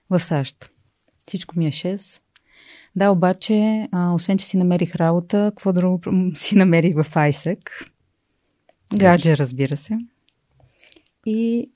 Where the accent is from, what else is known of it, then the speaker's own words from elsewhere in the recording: Sofia, Sofia City, Bulgaria; двамата сме софианци